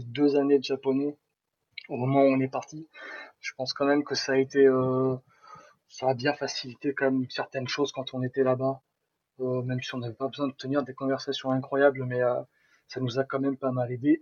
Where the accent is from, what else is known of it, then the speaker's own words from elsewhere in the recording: Nice, Provence-Alpes-Côte d'Azur, France; moved away as an adult; also born or lived in Toulouse; je quittais ma Côte d'Azur natale pour aller direction Toulouse